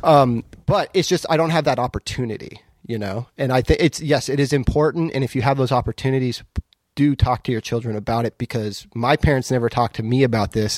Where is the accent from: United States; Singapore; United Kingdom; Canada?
United States; Southern California; moved away as an adult; now in Portland, United States; I'm from Southern California, originally. I've lived in Portland for, let's see, fifteen, sixteen years